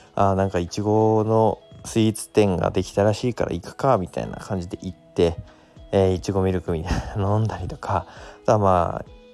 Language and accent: Japanese; Koriyama, Fukushima, Japan; now in Minamisoma, Japan; 僕はあの南相馬からですね郡山、まあ、自分の地元の方に